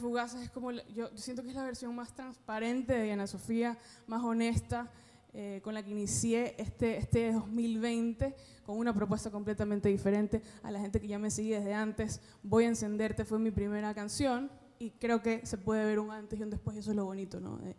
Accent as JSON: {"language": "Spanish", "country": "Ecuador", "moved": "as an adult", "lives_now": "Miami, United States", "said": "yo llevo viviendo seis años acá, soy de Ecuador, pero llevo viviendo seis años acá"}